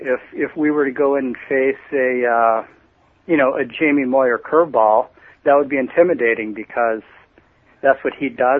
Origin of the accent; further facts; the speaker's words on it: Michigan, United States; I grew up in Michigan listening to Ernie Harwell